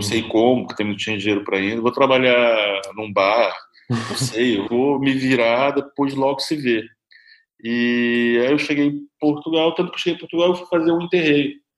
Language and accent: Portuguese; interior of Rio de Janeiro, Brazil; moved away; eu sou do interior do Rio de Janeiro